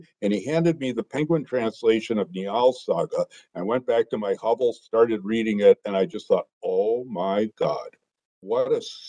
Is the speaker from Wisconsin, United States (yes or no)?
yes; Green Bay, Wisconsin, United States; I grew up in Green Bay, Wisconsin, went to my state university at the University of Wisconsin-Madison